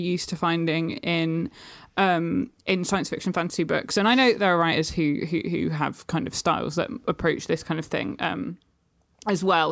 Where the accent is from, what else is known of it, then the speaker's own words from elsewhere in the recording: United Kingdom; You can probably hear I'm British.